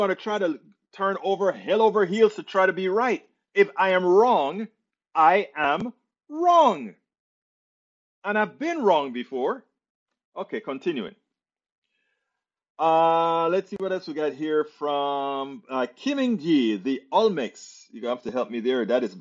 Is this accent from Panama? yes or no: yes; Panama; moved away; I'm from Panama